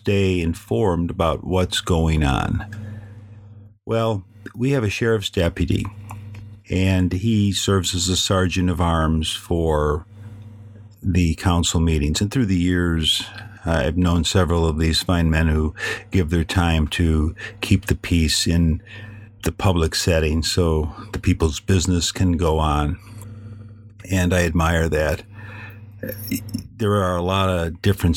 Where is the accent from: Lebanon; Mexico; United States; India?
United States; Chicago, Illinois; moved away as an adult; now in California, United States; I'm from Chicago. I was born, I was raised there, and all my formative experiences happened there